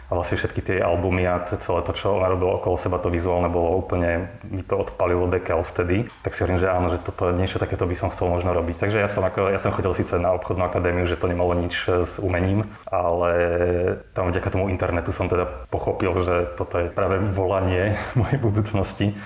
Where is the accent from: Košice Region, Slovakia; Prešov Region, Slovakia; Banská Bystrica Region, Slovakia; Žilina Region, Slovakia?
Žilina Region, Slovakia; Liptovský Hrádok; now in Bratislava, Slovakia; Ja som z litovského hrádku, ale v Bratislave som od, kedy som prišiel na školu, čiže už 20 rokov skoro.